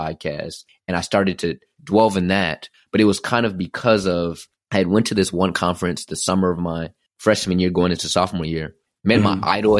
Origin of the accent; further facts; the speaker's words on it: Dallas, Texas, United States; moved away as an adult; also born or lived in Philadelphia; I'm leaving home. I'm from Dallas, Texas. I went to Philadelphia